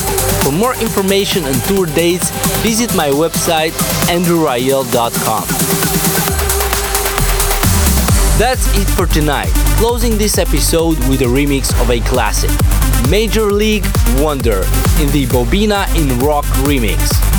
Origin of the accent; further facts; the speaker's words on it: Moldova; I'll be playing in my home country, Moldova